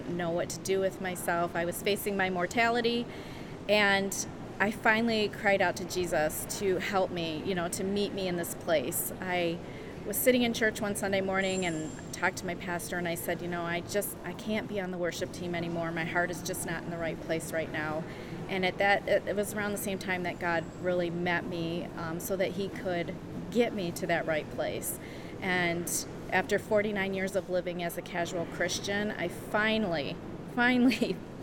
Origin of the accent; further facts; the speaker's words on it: Berkley, Michigan, United States; also born or lived in Adrian, Michigan; I grew up in Berkeley, Michigan, which is just northwest of Detroit